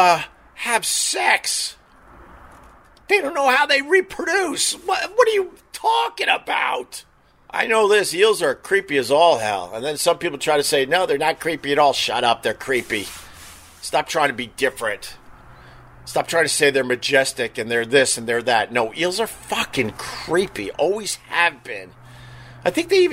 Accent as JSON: {"language": "English", "area": "Long Island", "region": "New York", "country": "United States", "tie": "born or raised there", "said": "Growing up on Long Island"}